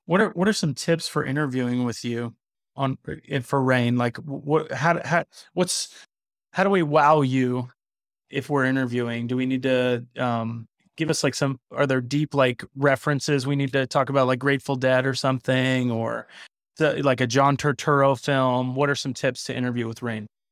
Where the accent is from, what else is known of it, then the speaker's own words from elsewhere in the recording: South Florida, United States; I grew up in South Florida.